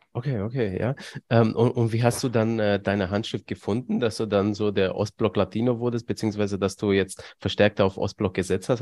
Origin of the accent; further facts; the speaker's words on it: Romania; moved away; ich komme ursprünglich aus Rumänien